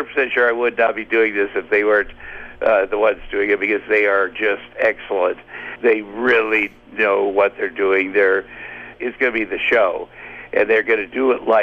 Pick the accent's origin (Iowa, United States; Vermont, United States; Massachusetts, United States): Iowa, United States; Ottumwa; I grew up in Ottumwa, Iowa